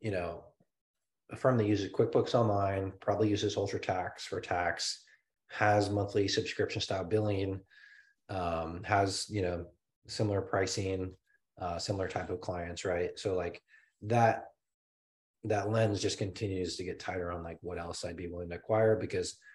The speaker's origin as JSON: {"language": "English", "region": "Colorado", "country": "United States", "moved": "yes", "said": "I'm from Colorado"}